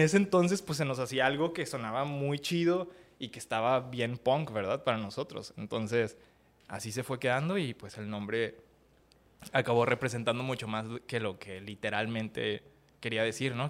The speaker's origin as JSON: {"language": "Spanish", "town": "Ciudad Juárez", "region": "Chihuahua", "country": "Mexico", "tie": "born or raised there", "also_born_or_lived": "Acapulco, Guerrero / Mexico City / Monterrey", "said": "Me crié en la Ciudad de México hasta los ocho años y luego eh, mi familia se mudó a Ciudad Juárez y pues obviamente de ahí para el Real"}